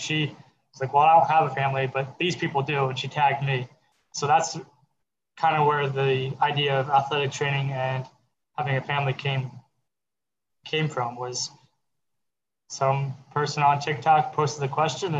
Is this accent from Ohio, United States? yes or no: yes; Cincinnati, Ohio, United States; also born or lived in Idaho; originally I'm from Cincinnati, Ohio